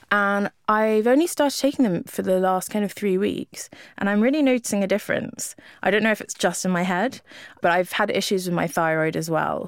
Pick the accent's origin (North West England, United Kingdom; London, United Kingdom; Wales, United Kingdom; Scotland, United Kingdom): London, United Kingdom; also born or lived in Lisbon; being a Londoner